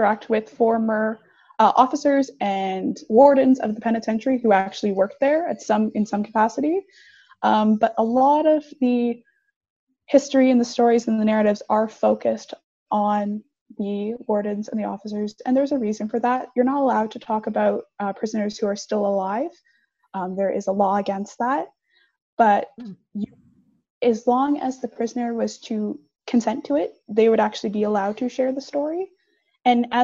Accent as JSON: {"language": "English", "town": "Kingston", "region": "Ontario", "country": "Canada", "tie": "born or raised there"}